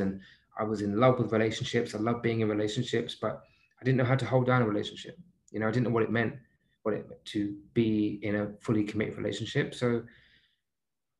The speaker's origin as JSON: {"language": "English", "region": "London", "country": "United Kingdom", "tie": "born or raised there", "moved": "yes", "said": "I grew up in Southeast London. You know, I was born and raised in London."}